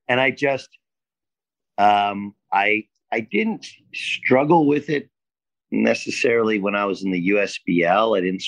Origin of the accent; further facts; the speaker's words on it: near Long Beach, California, United States; Summer League was in Long Beach, which is close to where I grew up.